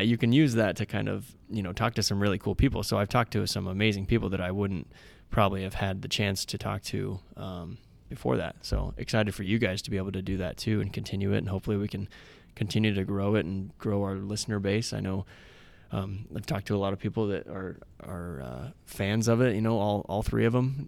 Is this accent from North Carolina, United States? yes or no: no; Hamburg, Iowa, United States; also born or lived in Ames, Iowa; I grew up in Southwest Iowa. Hamburg was the name of the town.